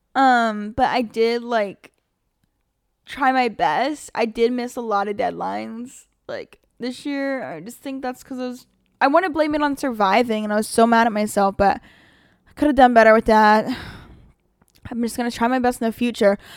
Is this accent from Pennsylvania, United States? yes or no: yes; Pennsylvania, United States; moved away as an adult; now in Los Angeles, United States; I came literally from Amish Town, Pennsylvania